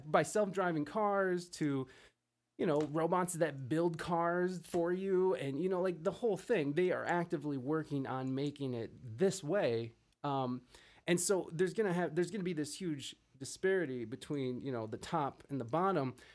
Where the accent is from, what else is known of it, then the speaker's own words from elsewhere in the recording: Midwest, United States; moved away as an adult; also born or lived in San Diego; I'm from the Midwest, and I, I visited back and forth throughout the years of living out west